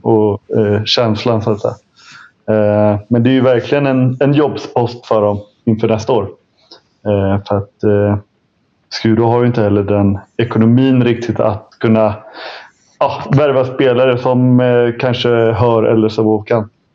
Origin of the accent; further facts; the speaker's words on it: Stockholm, Stockholm County, Sweden; vet ju jag som, som stockholmare